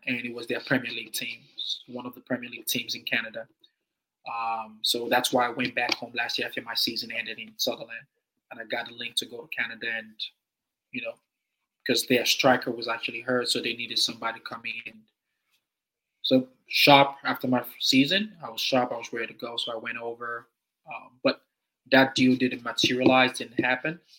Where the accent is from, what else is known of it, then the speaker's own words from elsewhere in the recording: Nigeria; now in Canberra, Australia; being Nigerian